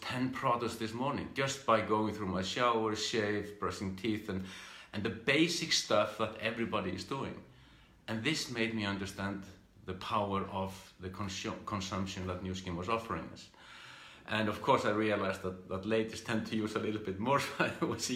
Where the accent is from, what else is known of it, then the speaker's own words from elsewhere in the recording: Iceland; I'm from Iceland. I grew up in this country here and did my education and the usual things